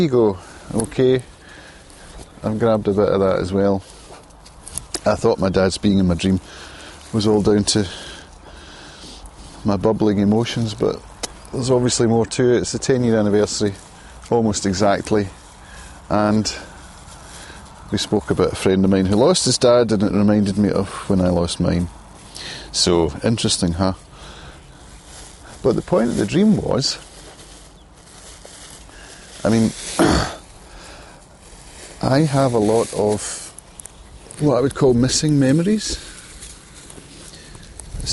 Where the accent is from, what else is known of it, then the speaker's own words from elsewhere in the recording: Prestwick, Scotland, United Kingdom; My mum grew up in Ayr, and I grew up in Prestwick